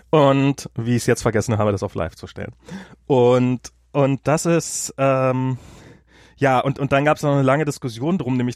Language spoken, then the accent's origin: German; United States; German is a second language; hier für mich als Amerikaner.